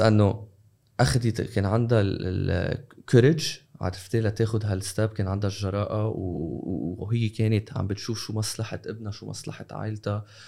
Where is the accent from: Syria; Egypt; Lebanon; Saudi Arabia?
Lebanon; now in United Arab Emirates; we're from Lebanon